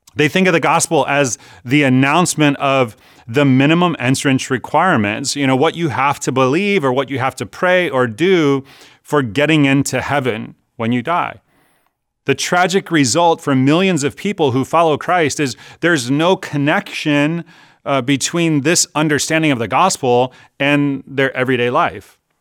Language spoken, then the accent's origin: English; California, United States; I'm Californian